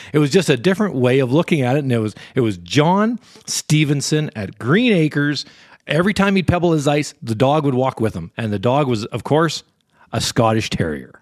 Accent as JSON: {"language": "English", "country": "Canada", "said": "I'm from Canada"}